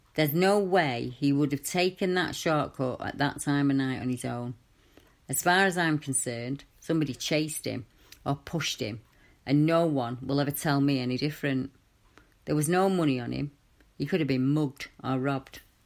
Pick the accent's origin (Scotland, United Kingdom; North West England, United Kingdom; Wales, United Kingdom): North West England, United Kingdom; Manchester; I grew up in Manchester in the 70s and 80s and 90s, and I was a young lass